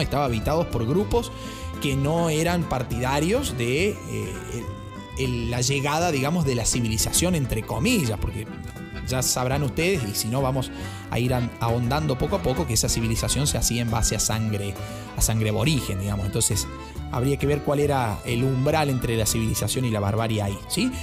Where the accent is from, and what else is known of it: Argentina